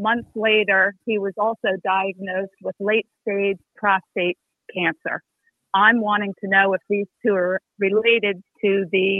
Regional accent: New Jersey, United States; I'm from South Jersey, right outside of Philadelphia

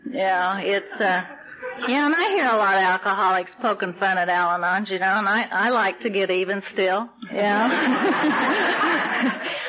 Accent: Texas, United States; I was raised in the Texas Oklahoma Panhandle, and uh, my my dad worked in the oil fields, and we lived in a trailer house, and we moved around a lot.

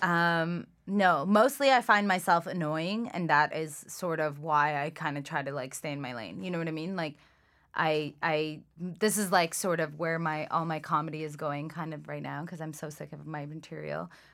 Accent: Toronto, Ontario, Canada; English is a second language; also born or lived in Iran / Scarborough, Toronto; we were in Scarborough for, like, a year, and then I moved to Etobicoke.

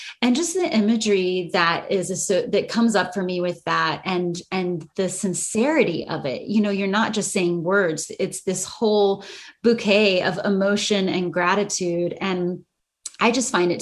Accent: United States; accent: American English; first language English; English being my first language and the language that I've grown up with, American English

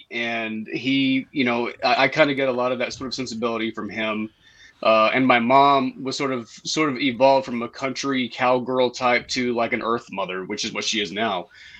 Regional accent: Saginaw, Texas, United States; I grew up in North Texas in a little town called Saginaw, and it's not so little anymore. It's about quadrupled in size and population from when I was a kid. And I mean, my parents were not super religious.

